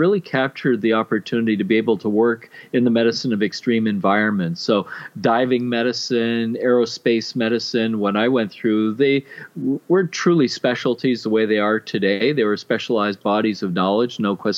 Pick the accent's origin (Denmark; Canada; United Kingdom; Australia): Canada; as a Canadian